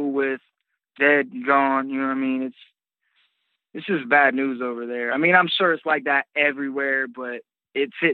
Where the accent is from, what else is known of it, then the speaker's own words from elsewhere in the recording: Greenfield, Ohio, United States; I'm from Greenfield, Ohio, which is a rural